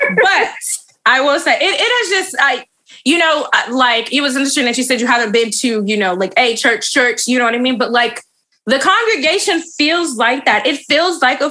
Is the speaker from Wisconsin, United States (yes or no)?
no; Michigan, United States; I'm from Michigan.